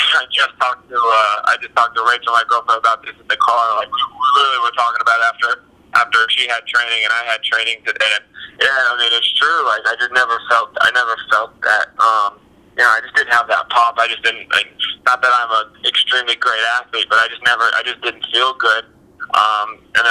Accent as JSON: {"language": "English", "region": "New Mexico", "country": "United States", "moved": "yes", "said": "I'm from Los Angeles, New Mexico, and Istanbul, Turkey"}